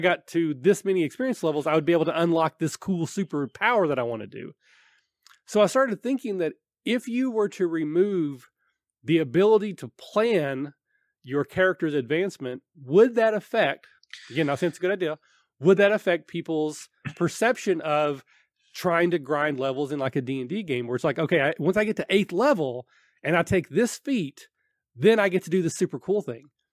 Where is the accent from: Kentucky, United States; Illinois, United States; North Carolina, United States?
Kentucky, United States; I'm from Kentucky